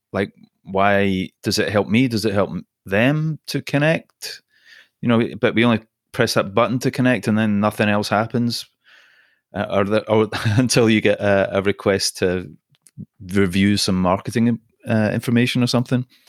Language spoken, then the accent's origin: English; Scotland, United Kingdom; accent: Scottish; also born or lived in Singapore / London; now in Los Angeles, United States; My accent is Scottish. I was born in Singapore